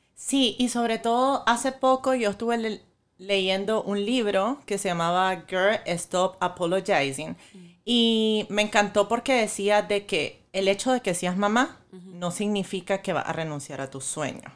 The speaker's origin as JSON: {"language": "Spanish", "country": "Nicaragua", "moved": "as an adult", "lives_now": "Miami, United States", "said": "yo soy nicaragüense y vivo aquí desde hace cinco años."}